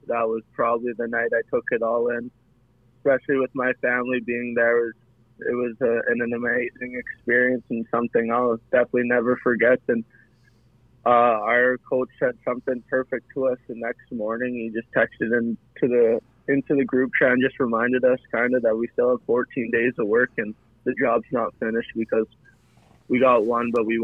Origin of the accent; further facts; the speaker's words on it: Kelowna, British Columbia, Canada; When I was little growing up in Kelowna, I was the biggest Rockets fan